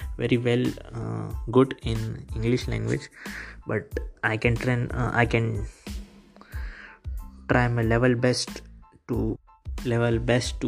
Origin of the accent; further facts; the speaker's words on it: India; English is a second language; I'm from India